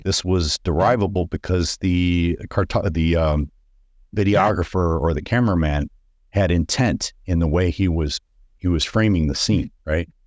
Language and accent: English; Detroit, Michigan, United States; I grew up in Detroit in the city